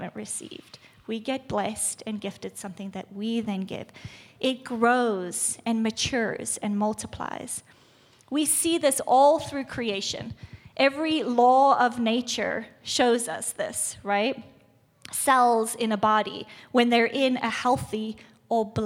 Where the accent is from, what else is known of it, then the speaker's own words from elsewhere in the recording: South Africa; moved away; I'm from South Africa